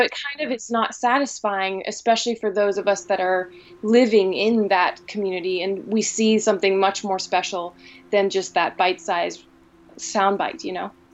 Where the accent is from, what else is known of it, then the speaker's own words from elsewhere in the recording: Helvetia, West Virginia, United States; also born or lived in Northfield, Minnesota / Chicago; I grew up in Helvetia